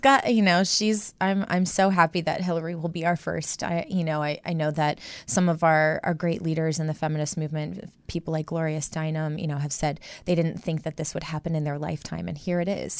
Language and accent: English; Midwest, United States; born and raised in the Midwest